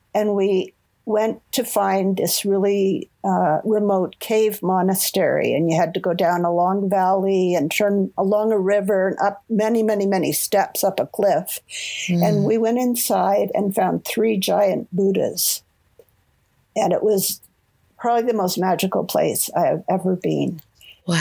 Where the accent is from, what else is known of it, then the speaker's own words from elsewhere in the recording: Toronto, Ontario, Canada; moved away as an adult; also born or lived in Vancouver, Canada; I grew up in Toronto, Ontario